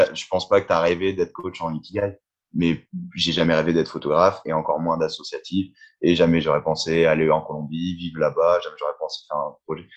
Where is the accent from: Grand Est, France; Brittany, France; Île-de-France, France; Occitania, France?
Grand Est, France; Reims; moved away as an adult; j'ai laissé un peu ma ville d'origine, je suis de Reims